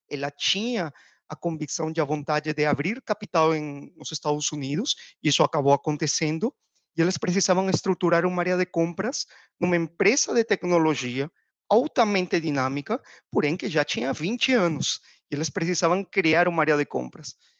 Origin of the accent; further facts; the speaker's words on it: Peru; Portuguese is a second language; moved away as an adult; also born or lived in United States / Panama; now in Brazil; já pelo sotaque deve ter dado para perceber que eu não sou brasileiro, sou peruano